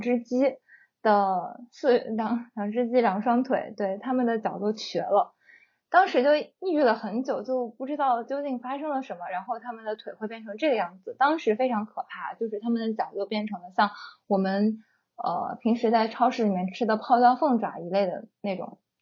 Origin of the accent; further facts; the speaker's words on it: northern China, China; 我小的时候住在北方，冬天大家都知道嘛，北方有暖气